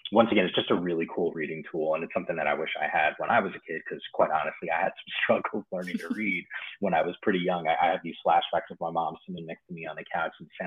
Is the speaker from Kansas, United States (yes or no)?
no; New Jersey, United States; moved away as an adult; also born or lived in Bronx, New York; now in California, United States; I was born in the Bronx. We grew up in the Bronx for a few years, and then we moved to New Jersey, which is where it's still kind of home in a lot of ways, despite the fact that I've lived in California now for the better part of 10 years